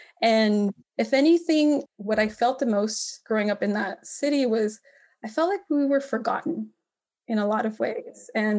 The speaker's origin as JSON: {"language": "English", "town": "Cudahy", "region": "California", "country": "United States", "tie": "born or raised there", "said": "I was primarily raised in a city, a small city called Cudahy."}